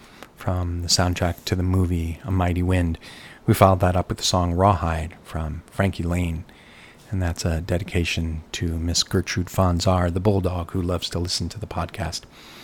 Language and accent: English; New York, United States; back when I was growing up in New York